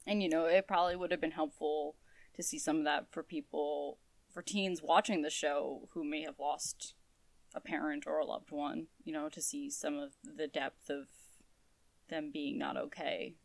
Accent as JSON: {"language": "English", "region": "New England", "country": "United States", "said": "we're from New England."}